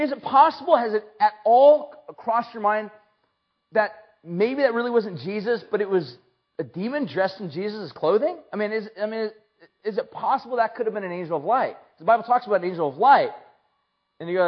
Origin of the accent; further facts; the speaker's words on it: San Luis Obispo, California, United States; from, California and, San Luis